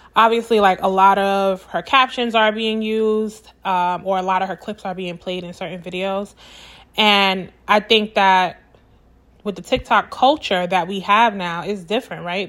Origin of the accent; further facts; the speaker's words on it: New York City, New York, United States; I'm from Brooklyn